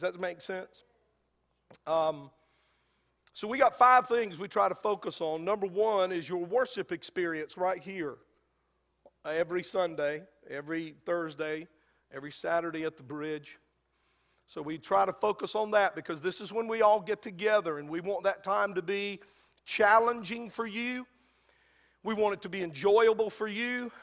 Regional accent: United States; we as American Christians

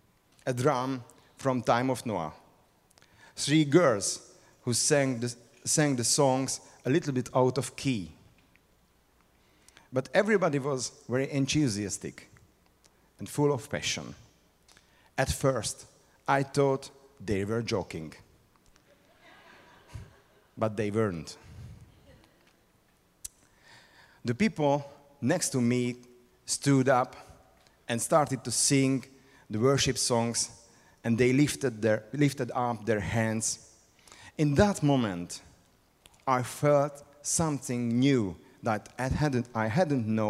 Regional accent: Hungary; English is a second language; I came from Hungary. This is a very small and unique country on the eastern side of Middle Europe

